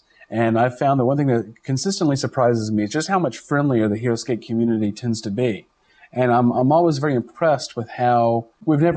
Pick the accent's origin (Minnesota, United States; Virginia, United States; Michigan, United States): Virginia, United States; now in Rhode Island, United States; I'm from Virginia